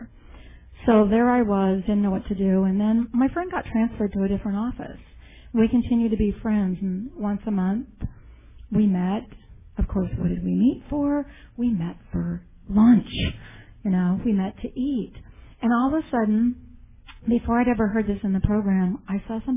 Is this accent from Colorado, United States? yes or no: yes; Denver, Colorado, United States; now in Tempe, United States; I grew up in Denver, Colorado